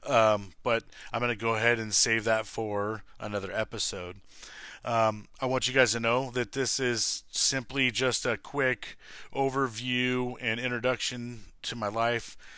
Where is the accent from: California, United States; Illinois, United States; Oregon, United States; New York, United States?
California, United States; Lancaster; born and raised in Lancaster, California.